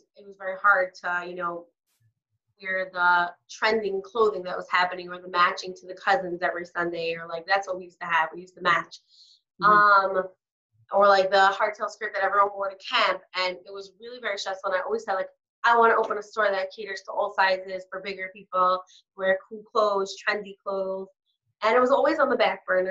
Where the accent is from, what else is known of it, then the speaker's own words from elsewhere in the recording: New York City, New York, United States; I'm from Brooklyn